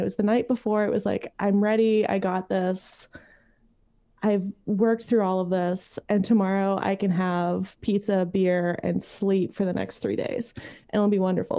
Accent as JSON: {"language": "English", "town": "Montreal", "region": "Quebec", "country": "Canada", "tie": "born or raised there", "moved": "as an adult", "said": "I grew up in Montreal. I moved here thirteen years ago"}